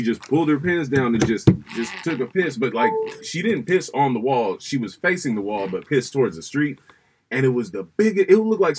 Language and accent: English; Oakland, California, United States; moved away; when I tell people where I'm from, I'm like, yeah, Oakland